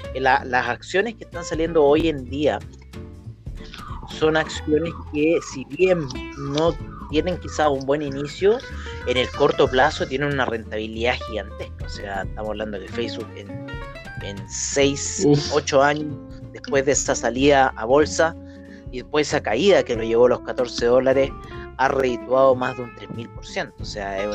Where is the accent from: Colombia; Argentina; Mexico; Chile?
Chile